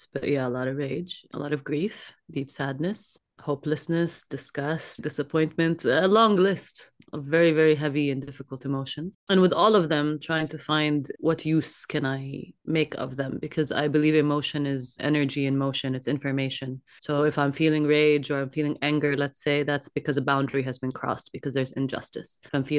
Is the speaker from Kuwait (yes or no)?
yes; Kuwait; born there; also born or lived in Jordan / Canada; I was born in Kuwait, and then in 1990, we experienced the war with Iraq, so we fled to Jordan, and then I also had 10 years in which I lived in Canada.